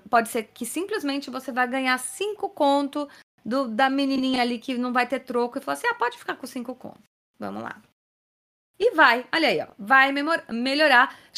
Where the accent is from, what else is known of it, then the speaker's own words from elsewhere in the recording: Minas Gerais, Brazil; Primeiramente … sou de Minas Gerais